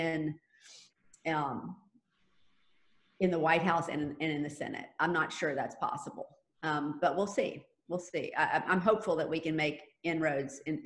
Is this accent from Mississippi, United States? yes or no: no; Jacksonville, Florida, United States; And I was born and raised here. I was born and raised on the South Side